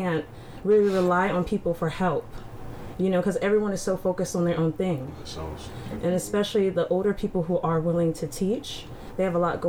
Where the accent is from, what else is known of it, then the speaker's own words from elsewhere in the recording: United States; me growing up in Howard County